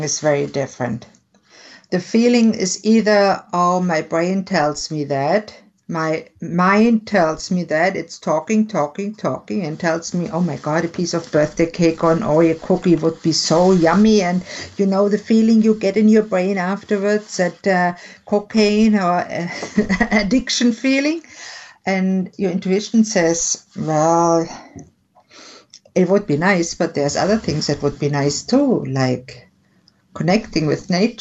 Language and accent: English; Germany; I was born and raised in Germany